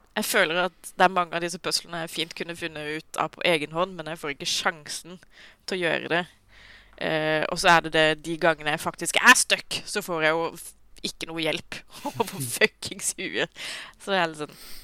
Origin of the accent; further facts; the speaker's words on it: Sørlandet, Norway; jeg er sørlending